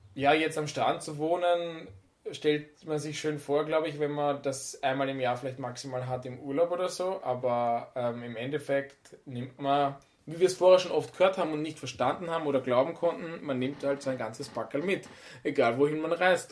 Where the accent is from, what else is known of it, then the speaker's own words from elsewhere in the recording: Vienna, Austria; moved away; wir kommen ja aus der Stadt, aus Wien